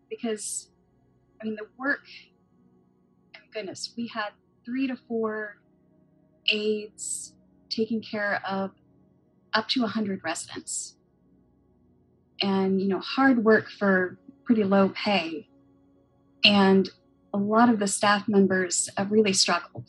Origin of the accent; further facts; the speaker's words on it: Kansas, United States; I was born and raised in Kansas